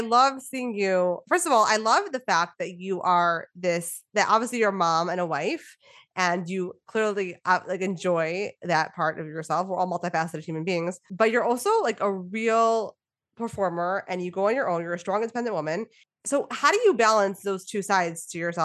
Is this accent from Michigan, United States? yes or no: yes; Detroit, Michigan, United States; moved away; I'm from Detroit